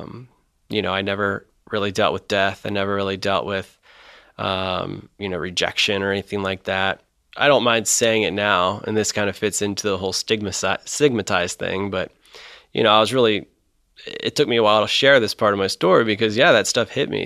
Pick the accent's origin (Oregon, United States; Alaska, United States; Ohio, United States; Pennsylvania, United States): Ohio, United States; Mason; I grew up in Mason, actually. Uh, so, you know, five minutes from Kings Island, my whole upbringing